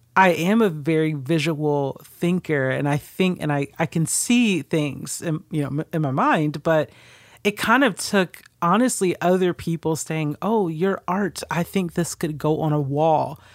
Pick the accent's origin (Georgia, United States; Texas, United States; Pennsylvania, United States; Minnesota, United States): Georgia, United States; Stone Mountain; also born or lived in California; I grew up specifically in Stone Mountain